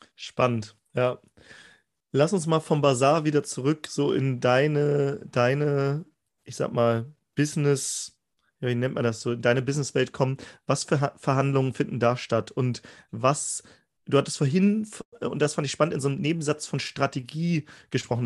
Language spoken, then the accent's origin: German; Germany; Aus Deutschland